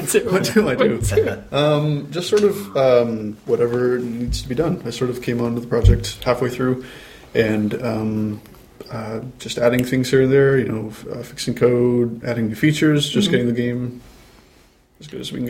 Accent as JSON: {"language": "English", "town": "Seattle", "region": "Washington", "country": "United States", "moved": "as an adult", "said": "I'm from Seattle"}